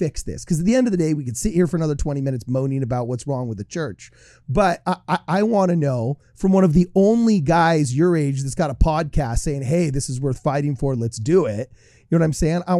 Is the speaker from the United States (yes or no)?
yes; Utah, United States; now in California, United States; I have more friends from my graduating class in the ward I grew up in high school in Utah right now than I do in my hometown